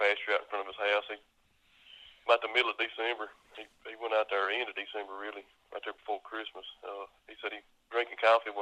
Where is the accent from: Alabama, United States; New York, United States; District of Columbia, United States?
Alabama, United States; about an hour north of Mobile, South; moved away; I grew up in South Alabama, about an hour north of Mobile.